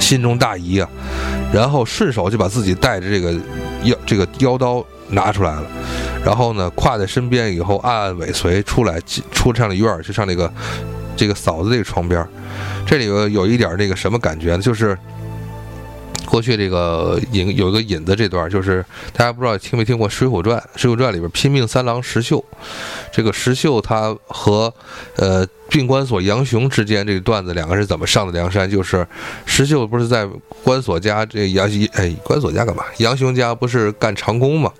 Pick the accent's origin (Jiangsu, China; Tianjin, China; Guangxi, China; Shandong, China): Tianjin, China; accent: Tianjin dialect; 我们天津话